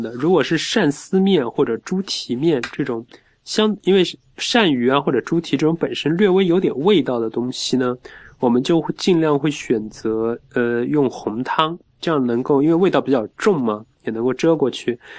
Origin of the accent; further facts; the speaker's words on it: Wuxi, Jiangsu, China; 我在我小时候在无锡郊区吴桥那一带，